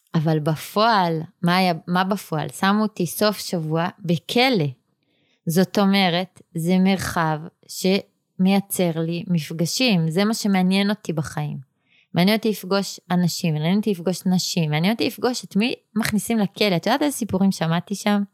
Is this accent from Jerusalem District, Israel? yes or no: yes; Jerusalem, Jerusalem District, Israel; ואני נולדתי בה